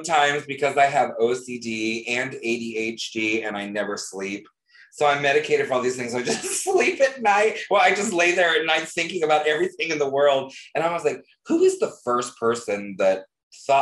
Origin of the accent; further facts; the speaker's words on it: the South, United States; I am from the South